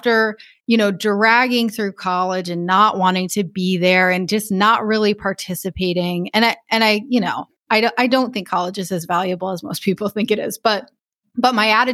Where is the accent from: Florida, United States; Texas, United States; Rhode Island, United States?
Rhode Island, United States; moved away as an adult; also born or lived in Taipei, Taiwan; I grew up in Rhode Island. I went to college in Rhode Island.